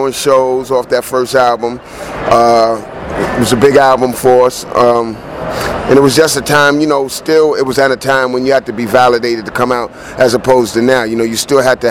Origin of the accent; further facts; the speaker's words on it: New York City, New York, United States; also born or lived in New Rochelle; I grew up in the Bronx, originally from Concourse